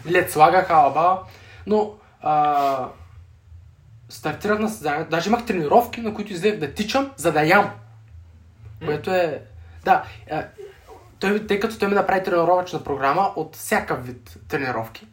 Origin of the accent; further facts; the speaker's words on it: Sliven, Sliven Province, Bulgaria; now in Sofia, Bulgaria; съм родом от Сливен